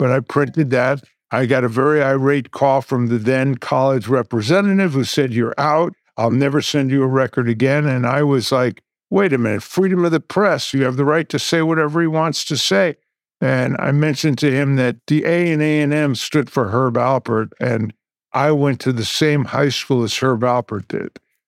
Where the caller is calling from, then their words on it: Calabasas, California, United States; I'm coming in from Calabasas, California.